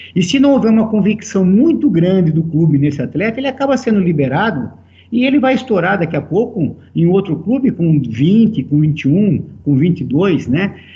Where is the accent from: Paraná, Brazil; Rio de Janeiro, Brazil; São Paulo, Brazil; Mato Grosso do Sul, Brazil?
São Paulo, Brazil; Americana; Eu sou natural de Americana